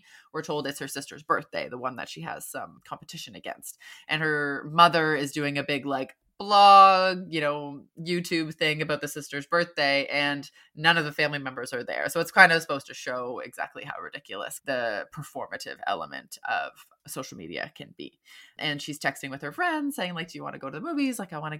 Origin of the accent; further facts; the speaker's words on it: United Kingdom; now in San Francisco, United States; I'm a British writer and social media marketer living and working in San Francisco, which I've called home since 2014.